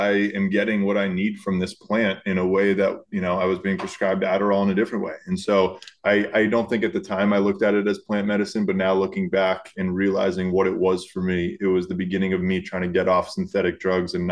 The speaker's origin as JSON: {"language": "English", "town": "Miami", "region": "Florida", "country": "United States", "tie": "born or raised there", "also_born_or_lived": "Boulder, Colorado / Los Angeles, California", "moved": "as an adult", "said": "born and raised in Miami. So South Florida is where it all started. 18 years there"}